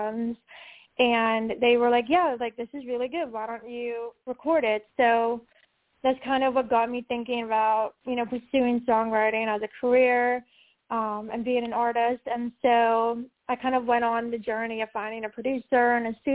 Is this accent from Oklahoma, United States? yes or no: no; Pittsburgh, Pennsylvania, United States; I'm from Pittsburgh